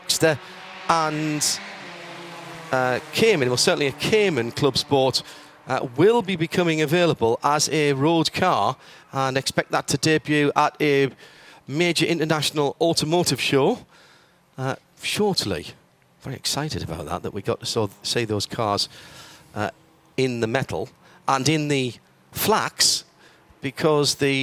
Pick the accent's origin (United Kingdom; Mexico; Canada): United Kingdom; we're British